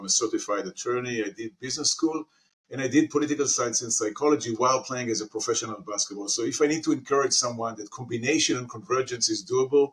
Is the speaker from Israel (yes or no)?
yes; Haifa, Haifa District, Israel; I grew up in Israel, in Haifa, in a city called Haifa